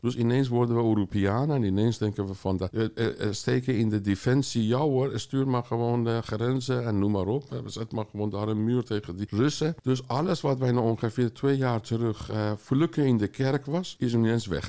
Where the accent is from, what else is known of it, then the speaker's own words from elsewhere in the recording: Tehran, Tehran Province, Iran; moved away as an adult; now in Amsterdam, Netherlands; ik kom uit Iran, eh, dus met 18 jaar ben ik in Teheran geweest